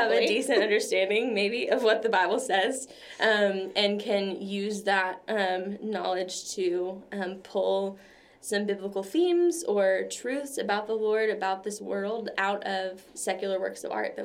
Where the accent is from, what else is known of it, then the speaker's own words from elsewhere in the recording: Bossier City, Louisiana, United States; moved away as an adult; now in Dallas, United States; I'm originally from Bossier City, Louisiana